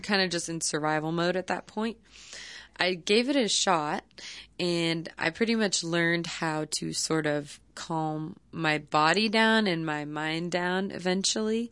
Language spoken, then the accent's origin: English; Palo Alto, California, United States; I came back home to my hometown, um, which is Palo Alto, California